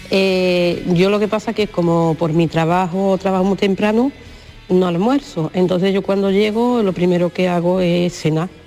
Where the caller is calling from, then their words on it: Huelva, Andalusia, Spain; tardes, Marilo de compañía. … de Huerva...